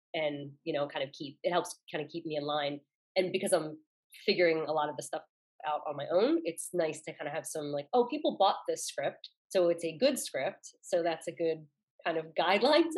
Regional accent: Philadelphia, Pennsylvania, United States; I'm from Philly, so there's a lot of, they throw extra letters in things

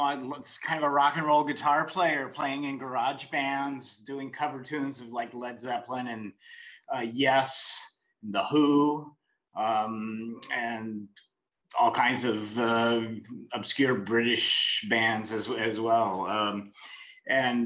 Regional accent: Escondido, California, United States; also born or lived in Los Angeles; I grew up in Escondido, California, which is near San Diego

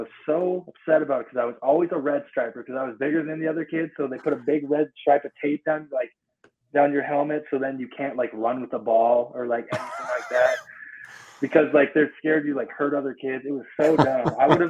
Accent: Polson, Montana, United States; Well, I was born and raised in Polson. I've lived here my whole life.

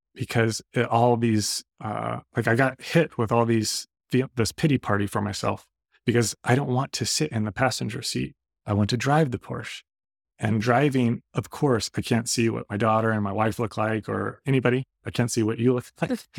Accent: Redondo Beach, California, United States; I'm from Redondo Beach

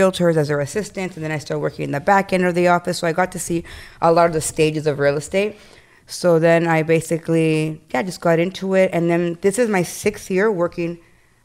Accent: Toronto, Ontario, Canada; also born or lived in Ecuador; I was born in Canada, Toronto, Jane and Finch

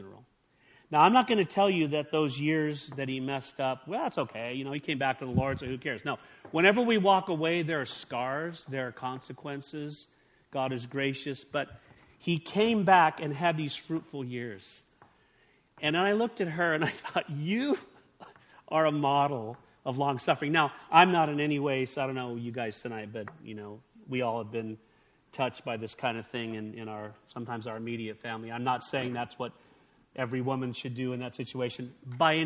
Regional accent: California, United States; I grew up in California

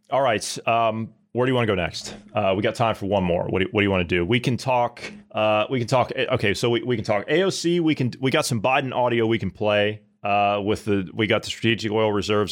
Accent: United States; now in Germany; I'm not German, I'm, I'm American

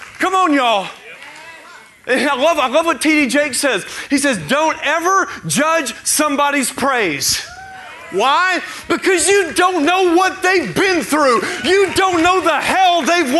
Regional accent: Tennessee, United States; I'm from Tennessee, where there are deer everywhere

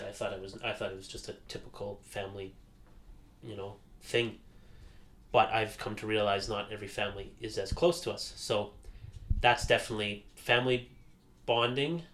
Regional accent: Calgary, Alberta, Canada; moved away as an adult; also born or lived in Airdrie; now in Edmonton, Canada; I was born in Edmonton, me and my sister. Lived here for 4 years. Moved to Calgary, grew up there.

